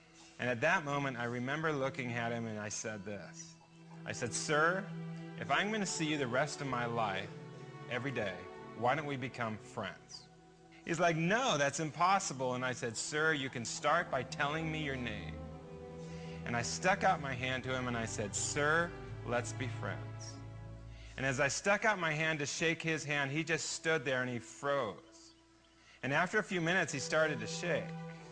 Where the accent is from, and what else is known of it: United States